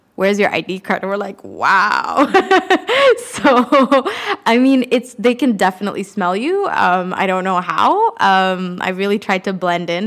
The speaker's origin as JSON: {"language": "English", "country": "Canada", "said": "I wasn't born in Sri Lanka, but I am a Tamil Canadian"}